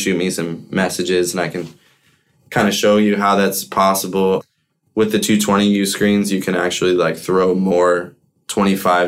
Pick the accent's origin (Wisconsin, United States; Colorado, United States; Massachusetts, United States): Colorado, United States; growing up in Colorado in the hash scene, becoming a man and all that since I was so young